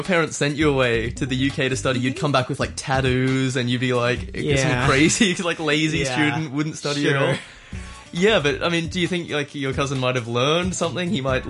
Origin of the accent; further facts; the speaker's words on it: Australia; now in Hong Kong; I come from Australia where it's just like really in the middle of nowhere